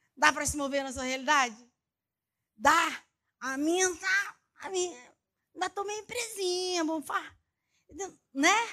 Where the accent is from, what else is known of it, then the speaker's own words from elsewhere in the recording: Taguatinga, Federal District, Brazil; Eu me lembro quando eu era criança ali, não em Barbacena, mas ali em Taguatinga, Distrito Federal